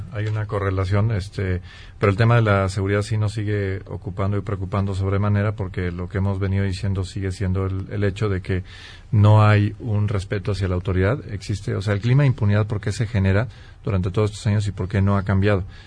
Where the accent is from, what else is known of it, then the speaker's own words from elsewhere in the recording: Mexico; como mexicano